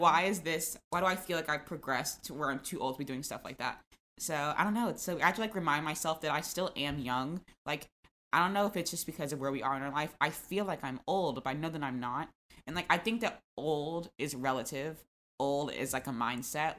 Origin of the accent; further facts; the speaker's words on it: Florida, United States; I'm from Florida